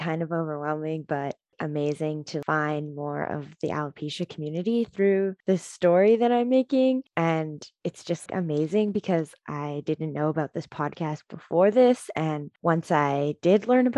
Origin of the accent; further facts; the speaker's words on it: Vancouver, British Columbia, Canada; So I grew up in Vancouver, British Columbia.